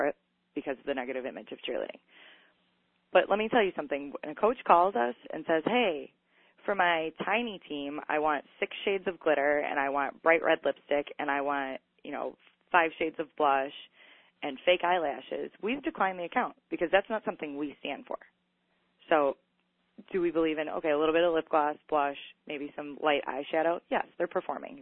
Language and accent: English; Chicago, Illinois, United States; the streets that I grew up in Chicago